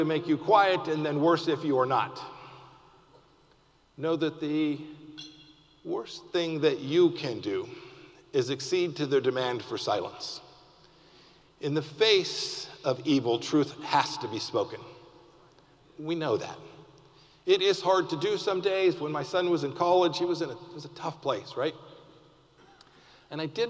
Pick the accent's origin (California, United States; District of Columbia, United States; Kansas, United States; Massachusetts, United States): Kansas, United States; I'm from Kansas